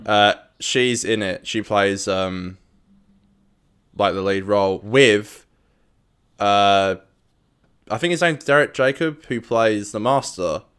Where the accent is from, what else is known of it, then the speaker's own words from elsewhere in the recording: Australia; we are from around down under